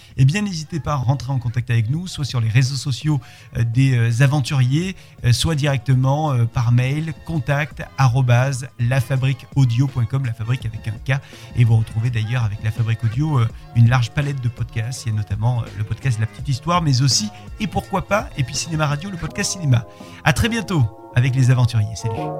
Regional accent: France; moved away; also born or lived in Spain; en tant que Français

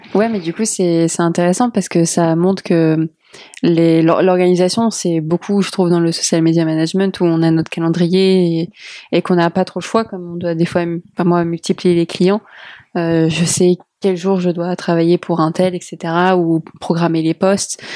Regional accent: Portugal; je suis portugaise

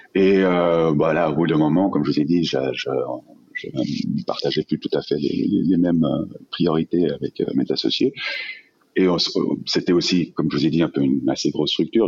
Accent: Geneva, Switzerland; also born or lived in Vallée de Joux; je suis suisse, je suis né à, Genève.

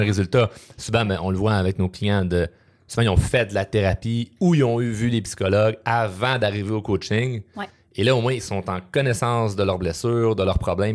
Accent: Quebec, Canada; je suis très, très, très québécois

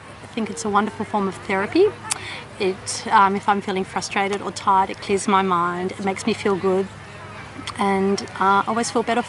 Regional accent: Melbourne, Victoria, Australia; I'm from Melbourne, Australia

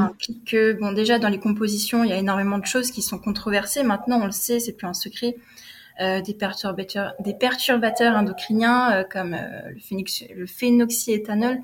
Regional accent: Bordeaux, Nouvelle-Aquitaine, France; moved away as an adult; also born or lived in Paris / New York / Austin, Texas; je suis originaire de Bordeaux. Donc, euh, j'ai vécu à Bordeaux jusqu'à mes 20 ans

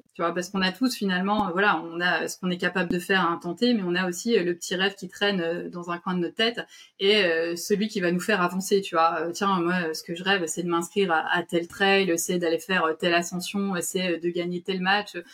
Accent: France; chez nous, en France

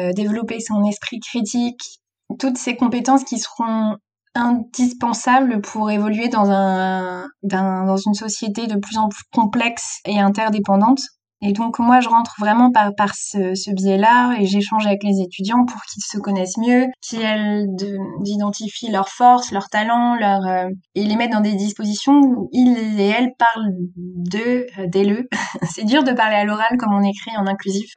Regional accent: South Finistère, Brittany, France; moved away as an adult; also born or lived in Nantes; j'avais fait mon lycée à Quimper, j'ai grandi dans le Sud Finistère

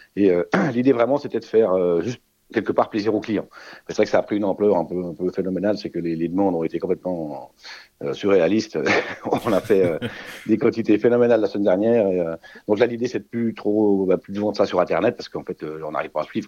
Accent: Switzerland; chez nous, en Suisse

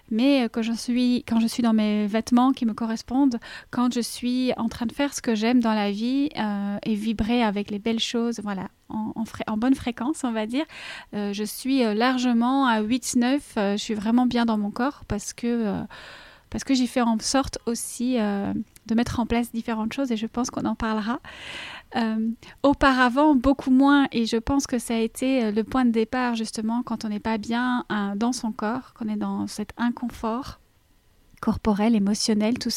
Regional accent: Belgium; accent: Belgian; je suis belge, comme ça je mets les choses à plat. Mon petit accent, il vient de là.

